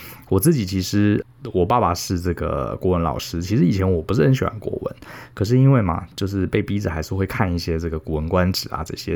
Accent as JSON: {"language": "Chinese", "town": "Taipei", "country": "Taiwan", "tie": "born or raised there", "said": "从小在台北市长大，从小就是读书考试"}